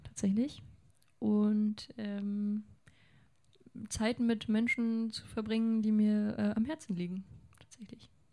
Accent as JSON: {"language": "German", "town": "Lengerich", "region": "North Rhine-Westphalia", "country": "Germany", "tie": "born or raised there", "moved": "as an adult", "lives_now": "Hanover, Germany", "said": "Zwischen Münster und Osnabrück bin ich groß geworden"}